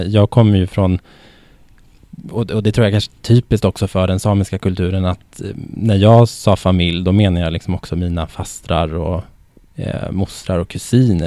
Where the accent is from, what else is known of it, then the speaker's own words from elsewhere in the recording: Norrland, Västerbotten County, Sweden; moved away as an adult; now in Stockholm, Sweden; jag är ju född och uppvuxen i eh, Västerbotten i mm. Norrland